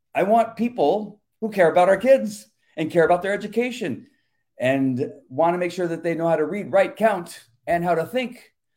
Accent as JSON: {"language": "English", "town": "La Mirada", "region": "California", "country": "United States", "tie": "born or raised there", "moved": "yes", "lives_now": "Yorba Linda, United States", "said": "I, I grew up and lived in La Mirada"}